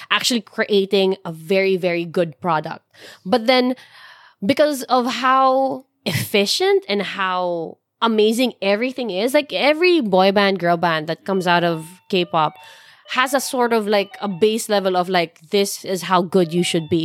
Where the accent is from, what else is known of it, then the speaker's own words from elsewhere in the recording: Philippines; I'm still Filipino